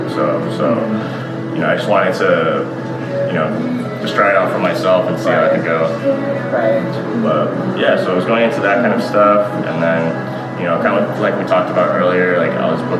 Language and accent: English; San Diego, California, United States; I was born and raised in North Park. Um, lived here all my life, so.